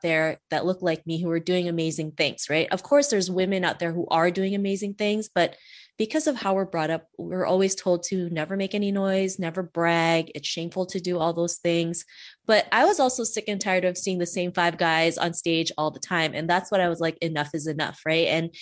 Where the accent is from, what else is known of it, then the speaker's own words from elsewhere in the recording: Canada; also born or lived in Philippines; I was born in the Philippines and we actually moved to Canada when I was 7. And back then, growing up in Canada in the late 80s, early 90s